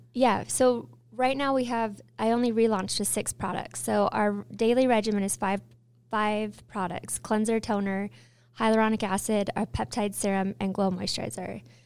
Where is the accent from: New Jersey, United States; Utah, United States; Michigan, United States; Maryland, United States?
Utah, United States; born and raised in Utah